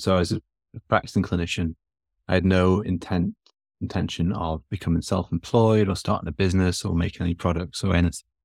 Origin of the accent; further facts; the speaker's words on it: Newcastle upon Tyne, North East England, United Kingdom; moved away as an adult; now in Texas, United States; I'm from England. I'm from the north of England, uh, from Newcastle originally. I've been in the States for three, coming on four years now.